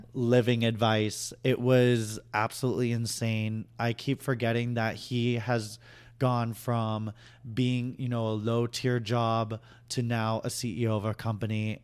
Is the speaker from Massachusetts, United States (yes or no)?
yes; Boston, Massachusetts, United States; moved away; I'm originally from Boston.